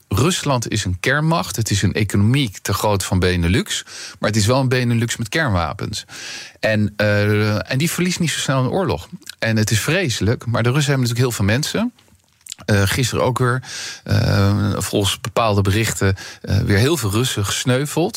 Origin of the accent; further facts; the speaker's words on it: Netherlands; onze Calvinistische inslag als Nederlanders